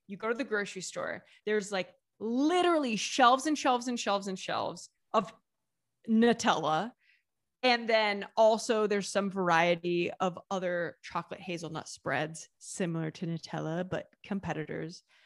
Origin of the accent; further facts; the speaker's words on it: Southeast Ohio, United States; moved away as an adult; also born or lived in southern Italy; now in Italy; There's the name of a fruit that is really big where I'm from in Southeast Ohio.